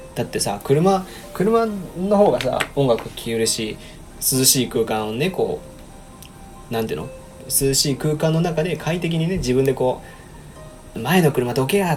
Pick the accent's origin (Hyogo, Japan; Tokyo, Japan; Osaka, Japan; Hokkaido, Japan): Osaka, Japan; 僕大阪なんで